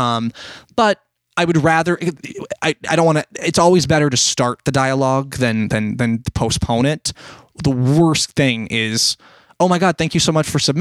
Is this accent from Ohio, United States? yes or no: no; Scranton, Pennsylvania, United States; we're from Scranton, PA